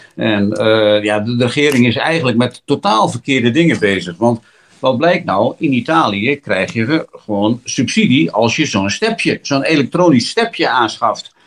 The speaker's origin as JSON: {"language": "Dutch", "country": "Netherlands", "said": "we komen uit Nederland"}